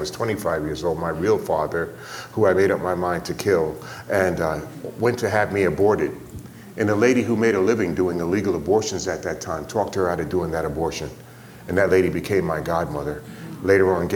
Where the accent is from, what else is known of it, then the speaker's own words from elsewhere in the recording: New York City, New York, United States; I was born and raised in New York City